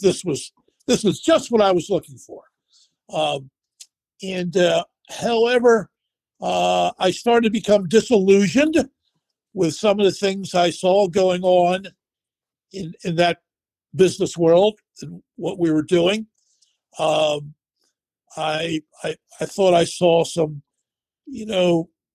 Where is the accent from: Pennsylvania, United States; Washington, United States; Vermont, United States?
Pennsylvania, United States; Philadelphia; also born or lived in Japan; headquartered in Philadelphia, which is my hometown